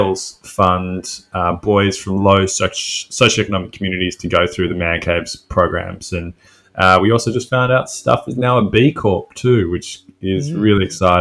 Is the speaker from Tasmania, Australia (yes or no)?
no; Sydney, New South Wales, Australia; moved away as an adult; also born or lived in Melbourne; I was born in Sydney at the Paddington Women's Hospital